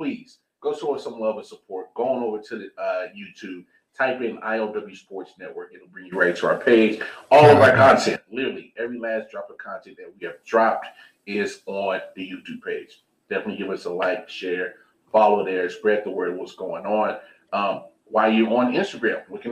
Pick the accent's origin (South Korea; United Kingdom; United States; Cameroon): United States; Kansas City, Missouri; y'all know I'm from Kansas City